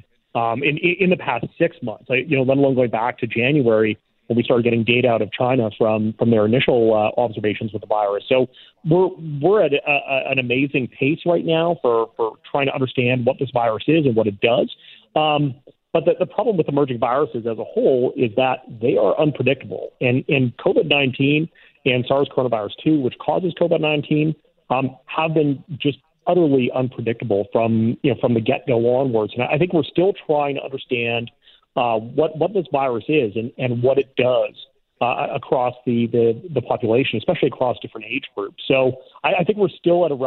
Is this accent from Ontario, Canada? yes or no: no; Saskatoon, Saskatchewan, Canada; now in Winnipeg, Canada; I grew up in Saskatoon